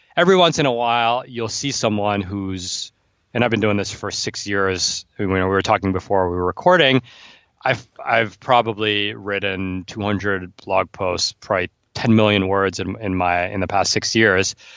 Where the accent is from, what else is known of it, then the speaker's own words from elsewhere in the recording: New York City, New York, United States; And I'm from New York City.